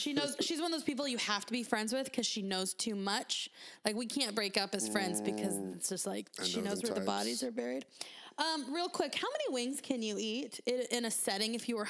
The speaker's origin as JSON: {"language": "English", "town": "Phoenix", "region": "Arizona", "country": "United States", "tie": "born or raised there", "said": "Those are my hometown guys."}